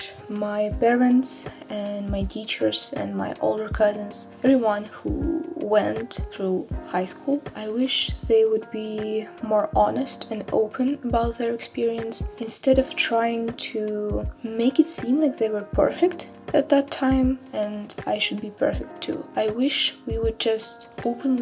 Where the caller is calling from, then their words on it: Russia; I'm calling from Russia. I am in high school